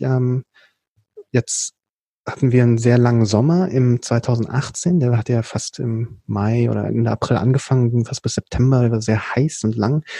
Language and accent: German; Berlin, Germany; ich bin dann hier in Berlin geboren und aufgewachsen